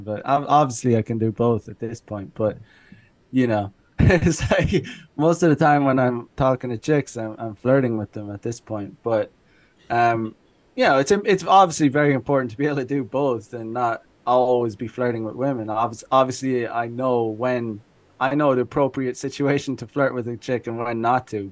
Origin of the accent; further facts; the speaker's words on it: Ireland; moved away as an adult; now in Japan; I am originally from Ireland. I grew up there. I lived there until I was 25 or 26